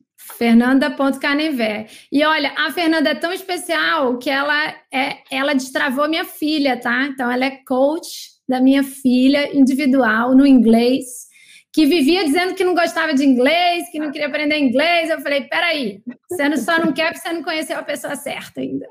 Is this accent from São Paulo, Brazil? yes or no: no; São Luís, Maranhão, Brazil; moved away; minha terra natal, maranhense também, São Luís